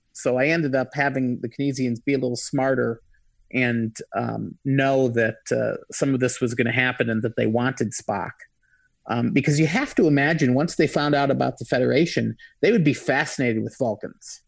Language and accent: English; Michigan, United States; I'm from Michigan